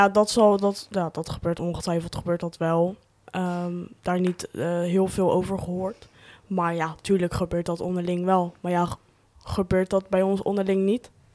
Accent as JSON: {"language": "Dutch", "area": "Rotterdam region", "region": "South Holland", "country": "Netherlands", "said": "Waar ik vandaan kom. Regio Rotterdam"}